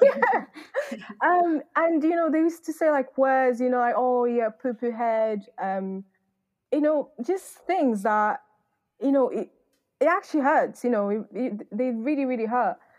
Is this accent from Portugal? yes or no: yes; Northern Portugal, Portugal; also born or lived in London / Manchester; now in United Kingdom; I grew up in northern part of Portugal, which is a very, very white area